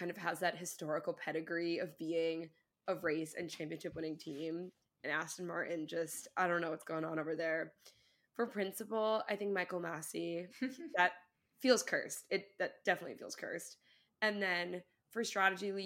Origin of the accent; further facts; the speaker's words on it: Ireland; I'm also Irish